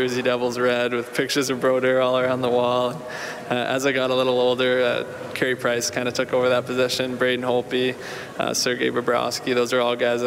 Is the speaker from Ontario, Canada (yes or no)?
yes; Ontario, Canada; moved away as an adult; also born or lived in Wichita, Kansas; growing up in Ontario